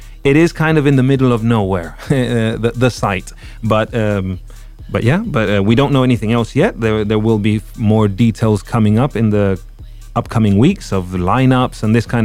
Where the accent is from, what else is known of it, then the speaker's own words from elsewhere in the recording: Barcelona, Catalonia, Spain; my hometown of Barcelona